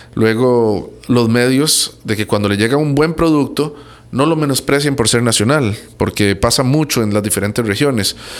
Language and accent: Spanish; Costa Rica; yo soy tico, pero soy centroamericano.